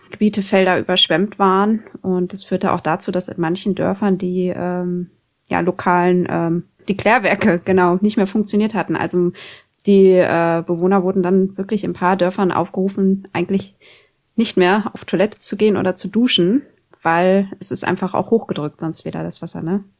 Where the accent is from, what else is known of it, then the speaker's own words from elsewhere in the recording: Schaumburg district, Lower Saxony, Germany; moved away as an adult; now in Oldenburg, Germany; ich komme ja aus dem Landkreis Schaumburg